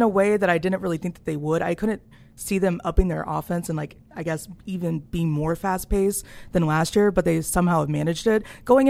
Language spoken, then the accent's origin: English; Kansas, United States; born or raised there